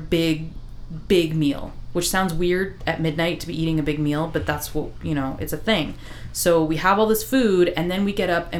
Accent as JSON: {"language": "English", "region": "Iowa", "country": "United States", "tie": "born or raised there", "said": "I grew up in Iowa. I was the only Hispanic person in the entire school."}